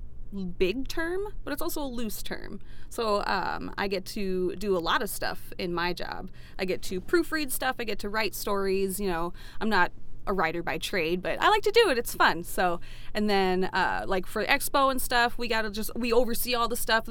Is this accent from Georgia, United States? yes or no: yes; Atlanta, Georgia, United States; moved away as an adult; now in Minnesota, United States; I'm originally from Atlanta, Georgia, and I moved up here about maybe 6 years ago.